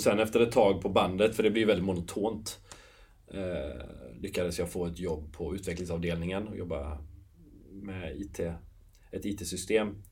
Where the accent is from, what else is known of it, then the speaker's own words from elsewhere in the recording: Nossebro, Västra Götaland, Sweden; moved away as an adult; also born or lived in London / Ireland; now in Gothenburg, Sweden; jag är uppväxt i Nossebro, 8 mil ifrån Göteborg